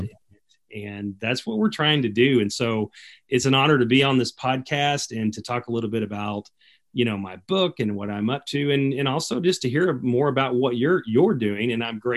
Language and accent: English; south of Dallas, Texas, United States; also born or lived in Austin, Texas; I grew up in Dallas, Texas, actually south of Dallas, in a more of a rural area